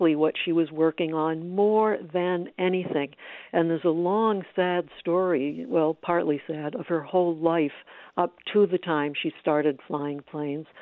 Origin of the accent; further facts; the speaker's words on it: Maine, United States; I grew up in Maine